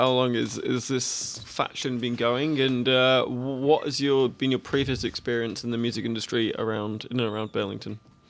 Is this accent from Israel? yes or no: no; England, United Kingdom; I'm so very English, not Irish.